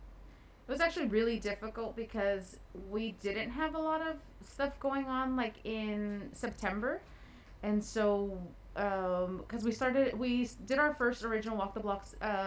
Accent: Los Angeles, California, United States; moved away as an adult; now in San Diego, United States; I am originally from the San Fernando Valley, which is maybe like 30 minutes north of LA. I moved to San Diego about 10 years ago

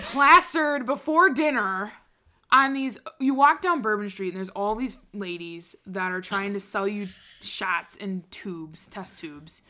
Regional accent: Wisconsin, United States; I was from Wisconsin

